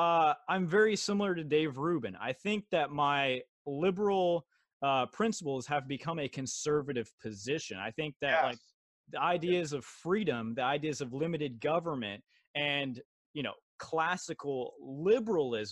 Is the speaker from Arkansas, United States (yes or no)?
yes; Arkansas, United States; moved away; my parents, we're originally from Arkansas